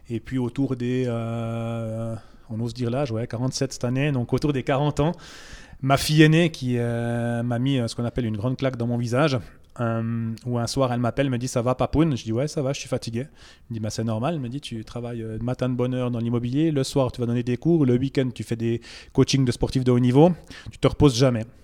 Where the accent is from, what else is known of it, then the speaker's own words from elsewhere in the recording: Bourgogne-Franche-Comté, France; C'est une région que je ne connaissais pas parce que j'ai oublié de dire, je viens du Jura à la base.